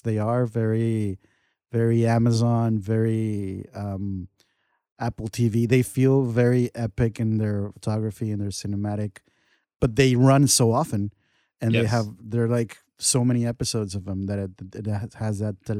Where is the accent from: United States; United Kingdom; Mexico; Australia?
Mexico; but what I'm trying to get at is that I grew up in Mexico, and we're very emotional.